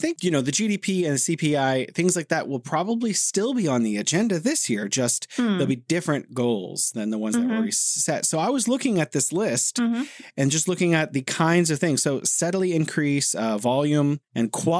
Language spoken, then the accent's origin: English; United States; now in China; As an American